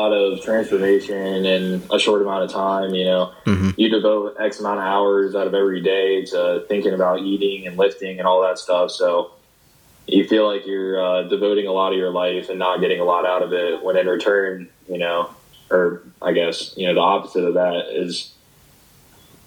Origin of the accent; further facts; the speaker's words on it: Carrollton, Virginia, United States; moved away as an adult; now in St. Petersburg, United States; I'm from Carrollton, Virginia